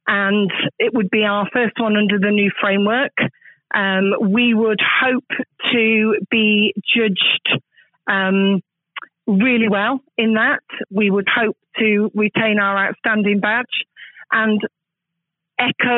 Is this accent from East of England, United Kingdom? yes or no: no; Manchester, North West England, United Kingdom; now in Plymouth, United Kingdom; I'm not Plymouthian myself. I was born and bred in Manchester, but I've actually lived in Plymouth now for longer than I have lived in Manchester